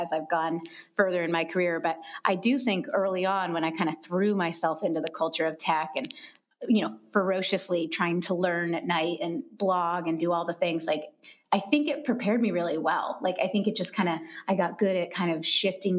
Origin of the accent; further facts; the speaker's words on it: Vermont, United States; moved away as an adult; also born or lived in Los Angeles, United States; now in Seattle, United States; I grew up in Vermont in a small colonial town, like no more than 3,000 people